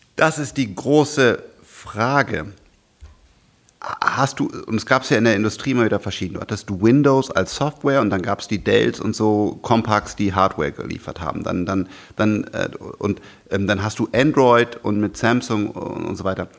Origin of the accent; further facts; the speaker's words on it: Germany; ich bin auch Deutscher